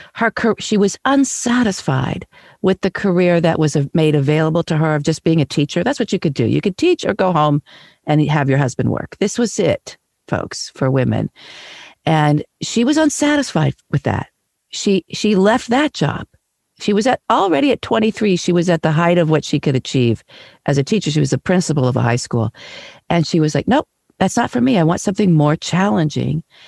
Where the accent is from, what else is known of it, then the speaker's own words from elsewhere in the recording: Kansas City, United States; moved away; I was back where I grew up in Kansas City